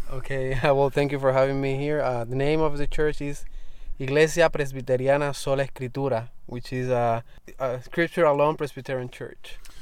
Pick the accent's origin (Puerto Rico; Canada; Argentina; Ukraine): Puerto Rico; Arroyo; born or raised there